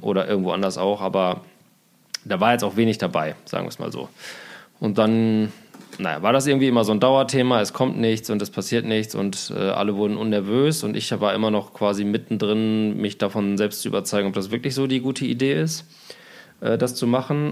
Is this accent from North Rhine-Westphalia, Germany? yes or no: no; Osnabrück area, Lower Saxony, Germany; moved away as an adult; now in Berlin, Germany; in meine Heimat, Richtung Osnabrück, weil ich da auch viele Freunde habe, meine Eltern da wohnen